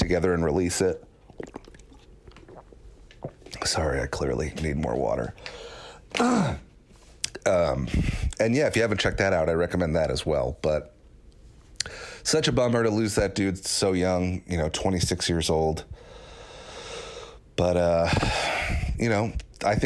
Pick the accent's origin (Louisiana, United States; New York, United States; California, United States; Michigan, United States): New York, United States; I was growing up in New York, so I loved the Knicks